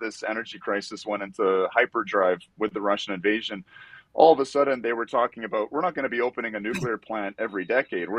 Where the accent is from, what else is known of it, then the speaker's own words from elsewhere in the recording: Canada; I'm from Canada